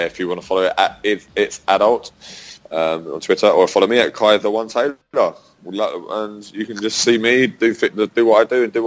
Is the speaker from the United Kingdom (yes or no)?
yes; London, United Kingdom; I am from London. Grew up as an English boy